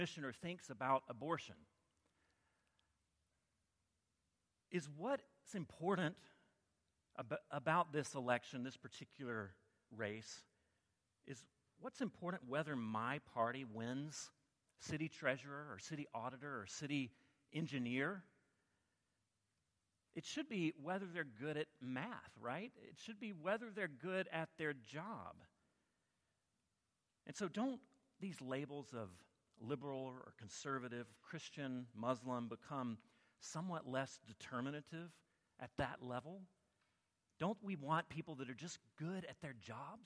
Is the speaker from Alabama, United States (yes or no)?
yes; Alabama, United States; I grew up in Alabama